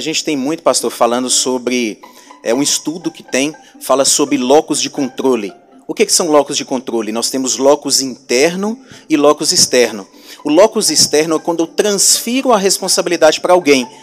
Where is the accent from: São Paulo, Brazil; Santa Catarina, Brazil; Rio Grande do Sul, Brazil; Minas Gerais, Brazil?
Minas Gerais, Brazil; Montes Claros; eu sou aqui da cidade de Montes Claros